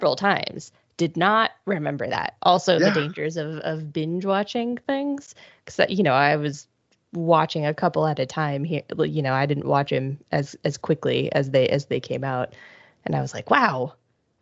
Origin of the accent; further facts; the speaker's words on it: Ohio, United States; I grew up in Ohio.